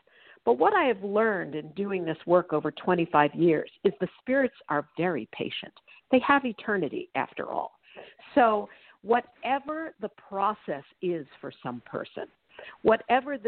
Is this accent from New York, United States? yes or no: yes; New York, United States; now in Los Angeles, United States; I'm also originally from New York